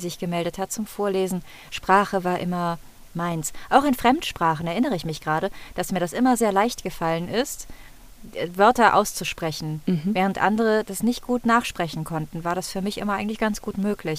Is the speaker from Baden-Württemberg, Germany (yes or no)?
no; Cologne, North Rhine-Westphalia, Germany; accent: Rhineland dialect; Ich selber bin auch mit Dialekt groß geworden. Mhm. Ich komme aus dem Rheinland